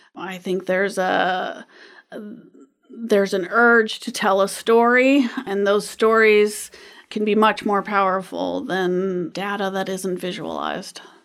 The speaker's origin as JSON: {"language": "English", "town": "Anchorage", "region": "Alaska", "country": "United States", "tie": "born or raised there", "said": "I grew up in Anchorage"}